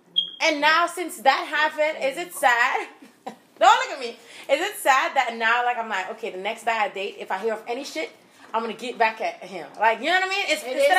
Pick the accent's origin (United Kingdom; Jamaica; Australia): Jamaica; born there; also born or lived in Aruba; I was born in Jamaica, but then I went to Aruba. So, two islands.